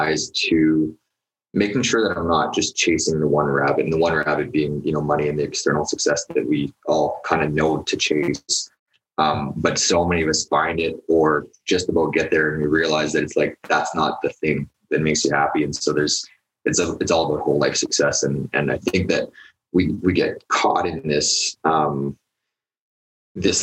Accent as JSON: {"language": "English", "town": "Edmonton", "region": "Alberta", "country": "Canada", "tie": "born or raised there", "said": "I grew up in Edmonton"}